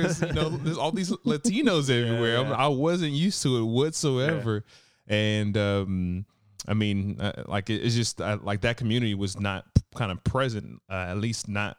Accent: New Orleans, Louisiana, United States; now in Texas, United States; I'm from New Orleans, and when I came here to Texas, it was a complete different culture than I was used

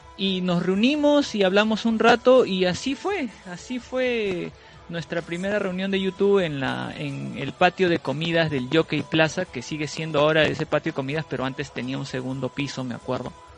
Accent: Peru; yo soy de Perú

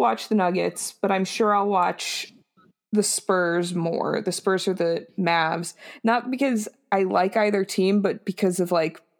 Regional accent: Texas, United States; as a Texan

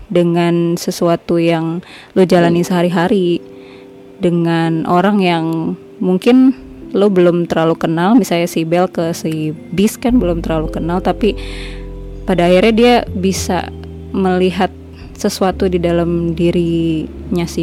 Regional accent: Padang, West Sumatra, Indonesia; gue kan gue kan orang Sumatera gue kan orang Padang

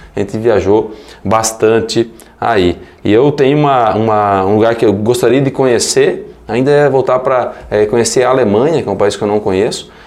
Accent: Medianeira, Paraná, Brazil; also born or lived in Assis Chateaubriand; Vim para cá com 30 dias, minha mãe voltou para casa dos pais, né? Voltou para casa da minha avó, do meu avô, e eu fui recebido, né? em casa e criado

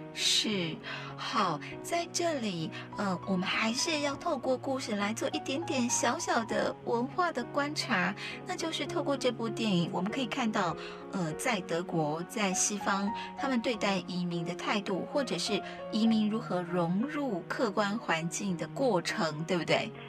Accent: Taitung County, Taiwan; 我是台东人

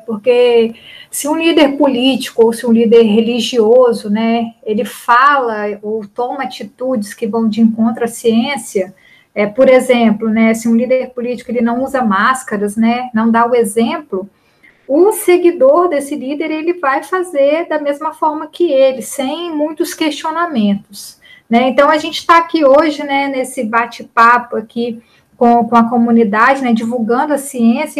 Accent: Linhares, Espírito Santo, Brazil; eu sou uma capixaba

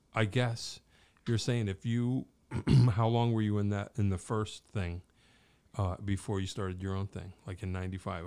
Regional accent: Wallingford, Connecticut, United States; where I grew up in Wallingford, in the area

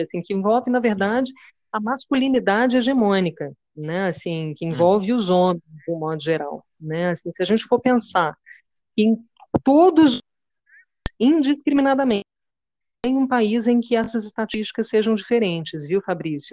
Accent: Ouro Preto, Minas Gerais, Brazil; now in Paquetá, Brazil; eu sou de Ouro Preto, Minas Gerais também. É, eu estou em Paquetá nesse momento

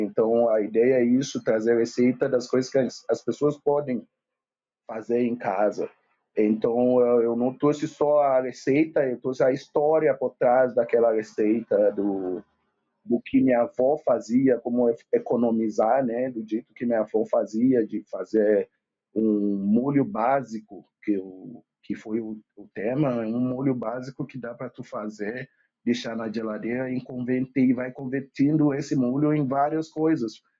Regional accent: Lagos, Nigeria; now in Porto Alegre, Brazil; da Nigéria, de Lagos, Nigéria. Eu vivo aqui em Porto Alegre há 16 anos

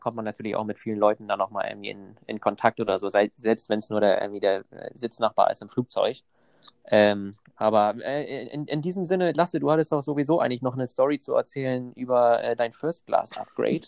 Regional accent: Germany; moved away as an adult; also born or lived in Copenhagen; ursprünglich komme ich aus Deutschland

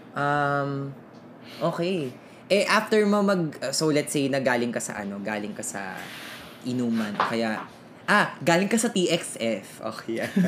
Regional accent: San Jose del Monte, Central Luzon, Philippines; significant sa akin yung Jollibee sa malapit sa amin sa Tungkong Mangga, sa no, sa Del Monte City, Bulacan

